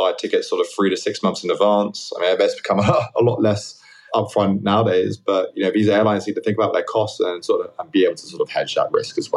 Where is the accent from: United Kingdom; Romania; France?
United Kingdom; London; moved away as an adult; now in New York, United States; I grew up in London, in Southwest London.